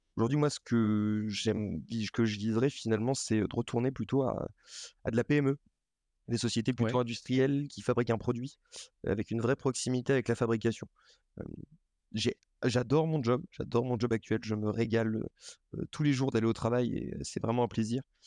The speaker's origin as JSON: {"language": "French", "area": "Lorraine", "region": "Grand Est", "country": "France", "tie": "born or raised there", "also_born_or_lived": "Paris", "moved": "yes", "lives_now": "Nantes, France", "said": "j'ai été élevé en Lorraine, donc dans une comme beaucoup de Lorrains"}